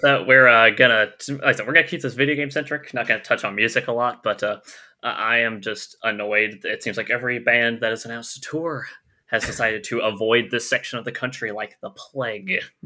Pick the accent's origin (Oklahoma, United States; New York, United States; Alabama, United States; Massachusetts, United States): Alabama, United States; I am from the lovely, lovely state of Alabama